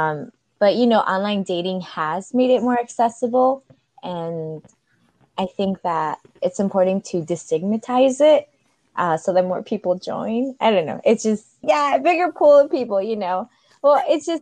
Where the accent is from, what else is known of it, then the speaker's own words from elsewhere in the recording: northern suburbs of Chicago, Illinois, United States; I am a proud Latina from the northern suburbs, way, way, way northern of Chicago.